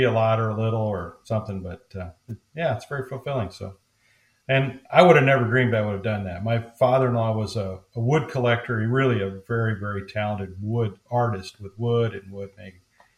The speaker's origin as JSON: {"language": "English", "region": "Iowa", "country": "United States", "tie": "born there", "lives_now": "St. Louis, United States", "said": "But originally, I was born on a farm, on the farm, but born in a farming family in Northeast Iowa."}